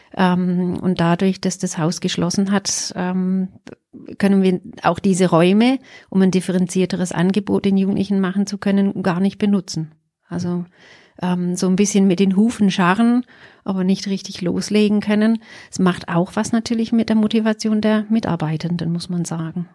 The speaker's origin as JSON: {"language": "German", "region": "England", "country": "United Kingdom", "tie": "born or raised there", "moved": "yes", "lives_now": "Pforzheim, Germany", "said": "Also, ich bin gebürtige Engländerin"}